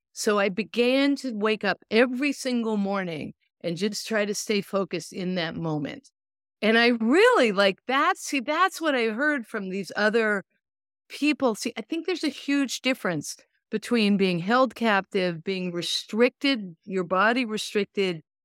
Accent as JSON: {"language": "English", "town": "Lincoln", "region": "Massachusetts", "country": "United States", "tie": "born or raised there", "moved": "yes", "lives_now": "California, United States", "said": "I grew up in Lincoln, Massachusetts"}